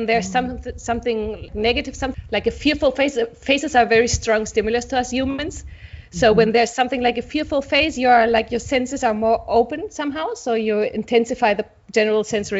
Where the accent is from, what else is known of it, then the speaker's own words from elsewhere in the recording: Germany; moved away as an adult; also born or lived in Barcelona; I'm from Germany. I grew up in Germany.